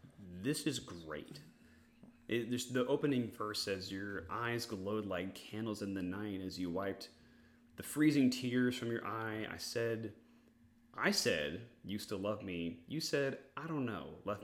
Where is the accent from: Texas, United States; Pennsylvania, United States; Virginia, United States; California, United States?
Texas, United States; also born or lived in Georgia; I'm from Texas. Outside of a stint for 3 months when I lived in the great state of Georgia, I've lived in Texas, always.